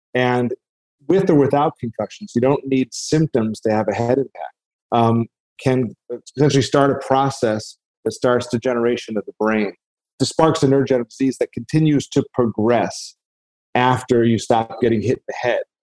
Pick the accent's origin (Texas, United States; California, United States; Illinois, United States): Illinois, United States; Chicago; I'm from Chicago.